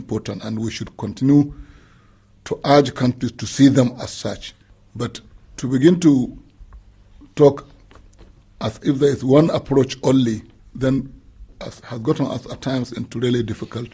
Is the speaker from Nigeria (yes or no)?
yes; Nigeria; a Nigerian